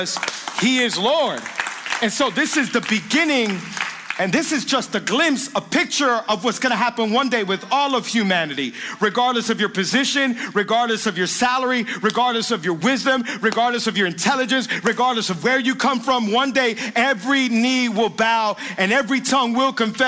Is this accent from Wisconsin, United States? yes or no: no; Miami, Florida, United States; I was born and raised in Miami, lived here my whole life. I'm from the 305